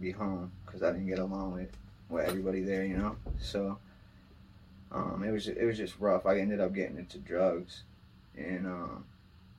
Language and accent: English; Manchester, New Hampshire, United States; also born or lived in New York City; I'm from Manchester, New Hampshire. Born and raised.